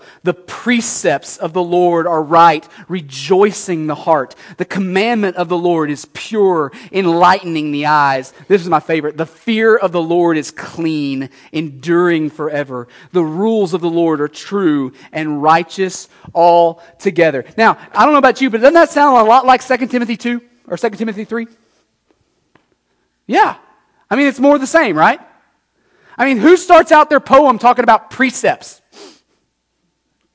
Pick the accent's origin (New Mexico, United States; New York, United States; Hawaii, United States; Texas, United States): Texas, United States; moved away as an adult; now in Nashua, United States; I grew up in Texas, as you can tell